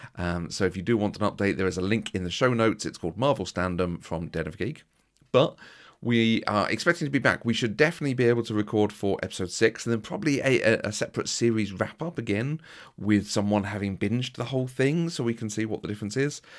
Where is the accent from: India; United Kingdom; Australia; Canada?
United Kingdom; we're very British